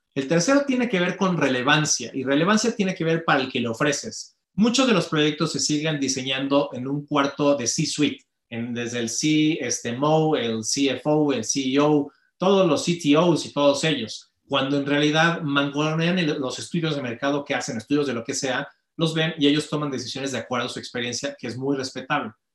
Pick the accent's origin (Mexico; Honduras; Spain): Mexico; tenemos como mexicanos